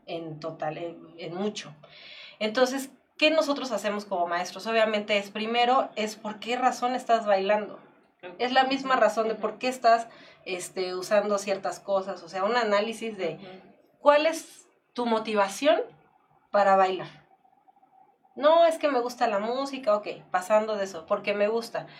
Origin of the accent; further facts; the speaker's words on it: Mexico; Somos mexicanos